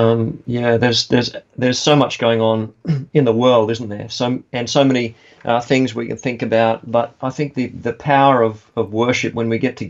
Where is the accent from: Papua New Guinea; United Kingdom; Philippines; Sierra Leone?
Papua New Guinea; now in Australia; I was born and brought up in Papua New Guinea, yeah.